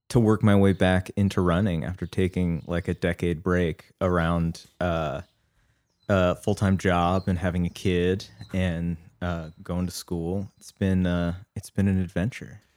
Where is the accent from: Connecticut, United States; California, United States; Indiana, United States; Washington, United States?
Washington, United States; Seattle; now in Los Angeles, United States; I grew up in Seattle